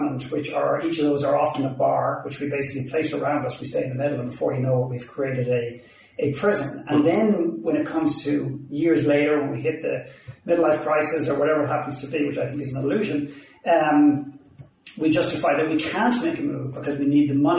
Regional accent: Ireland; accent: Irish; now in Vancouver, Canada; I'm Irish

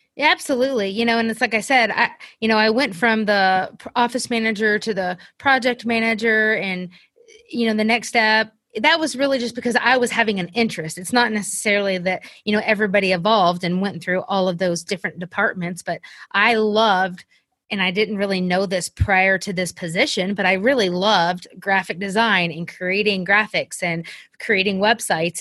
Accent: South Carolina, United States; moved away as an adult; also born or lived in Kentucky; we ended up moving in two thousand fourteen to my hometown of South Carolina

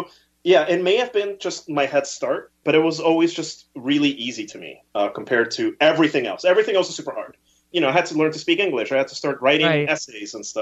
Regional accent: New Jersey, United States; born or raised there; English is a second language; also born or lived in Peru

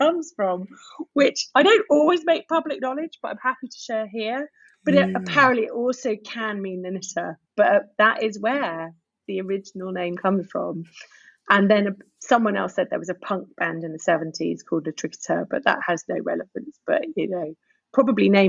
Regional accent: Guernsey; moved away; I am originally from Guernsey

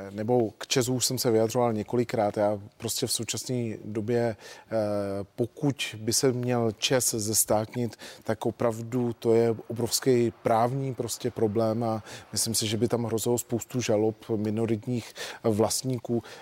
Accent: Vysočina Region, Czechia; Já jsem z Vysočiny, tam byly sklárny v Tasicích, ty v 90. letech úspěšní sklárny, natočil se tam i film a taky zavřeli a pak musel přijít někdo, kdo je obnovil.

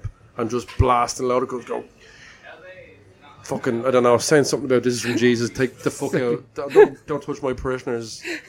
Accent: Ireland; because we're from Ireland

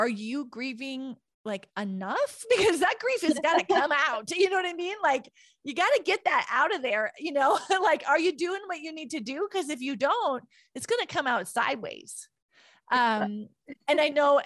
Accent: Williston, North Dakota, United States; the community I grew up in Williston, North Dakota.

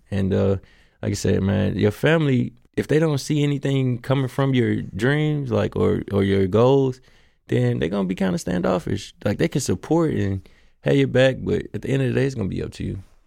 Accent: Memphis, Tennessee, United States; I'm from South Memphis, so by the, by Hamilton High School, so it's right there, and that, that's kinda where I grew up

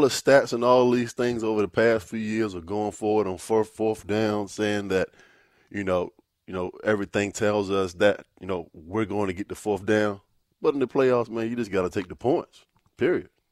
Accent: Virginia Beach, Virginia, United States; I'm from Virginia Beach

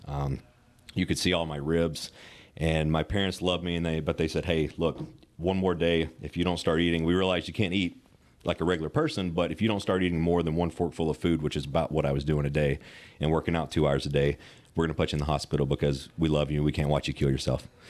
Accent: Western Kentucky, United States; I grew up in Western Kentucky

